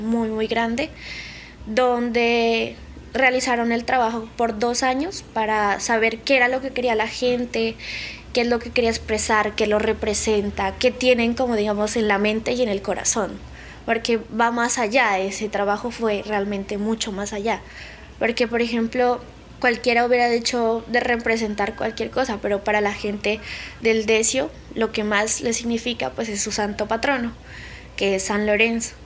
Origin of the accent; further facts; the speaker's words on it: Samaniego, Nariño, Colombia; soy del municipio de Samaniego, Nariño de la capital, que sería pues el centro, eh, que es Pasto, está a unas tres horas. Y la vereda donde yo, digamos, crecí y vivo